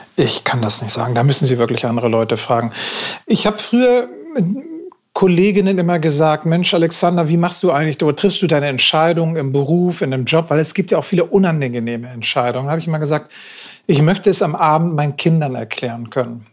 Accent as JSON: {"language": "German", "region": "Northern Germany", "country": "Germany", "tie": "born or raised there", "said": "ich bin hier in Norddeutschland groß geworden."}